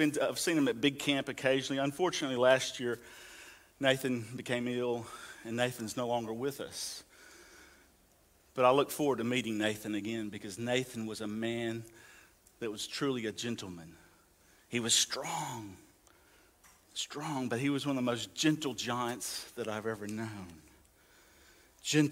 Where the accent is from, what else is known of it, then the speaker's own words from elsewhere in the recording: the South, United States; moved away; I come from the South where, you know, we take pride in being gentlemen